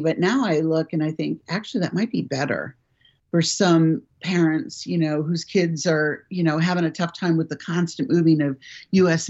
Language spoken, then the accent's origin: English; United States; also born or lived in United Kingdom; I as an American